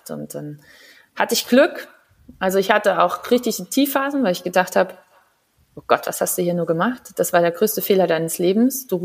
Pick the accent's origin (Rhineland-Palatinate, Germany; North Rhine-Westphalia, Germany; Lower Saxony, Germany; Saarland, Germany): Saarland, Germany; moved away; irgendwann habe ich dann gedacht, naja, das Saarland ist halt klein, aber fein, aber halt auch klein.